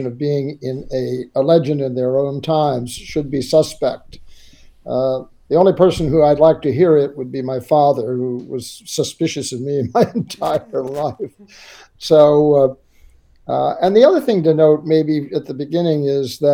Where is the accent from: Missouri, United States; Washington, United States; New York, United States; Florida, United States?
Missouri, United States; St. Louis; Well, I was a city boy. I was born in St. Louis, about as far from every coast that you can be in the United States.